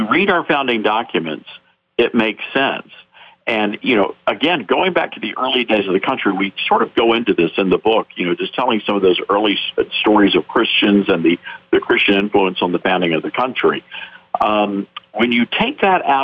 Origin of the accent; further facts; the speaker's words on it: the South, United States; I'm a Southerner, and so I, you know, by birth